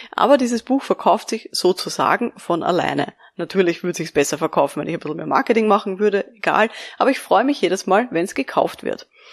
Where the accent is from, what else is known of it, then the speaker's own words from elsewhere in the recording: Austria; bei uns in Österreich